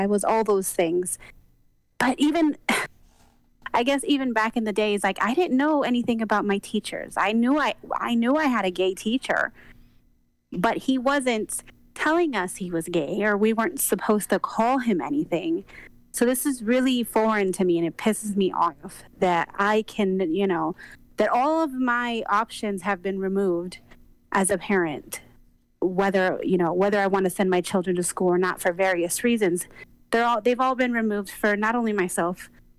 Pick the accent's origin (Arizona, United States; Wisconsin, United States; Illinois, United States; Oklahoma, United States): Illinois, United States; Chicago; moved away; also born or lived in High Desert; I'm originally from Chicago.